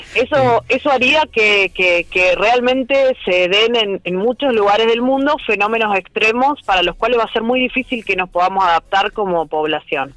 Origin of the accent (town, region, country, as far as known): Argentina